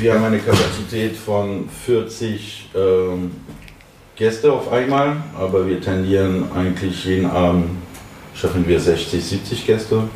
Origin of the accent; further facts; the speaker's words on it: Paris, Île-de-France, France; German is a second language; moved away as an adult; now in Berlin, Germany; Ich komme ursprünglich aus Paris, ein absoluter Pariser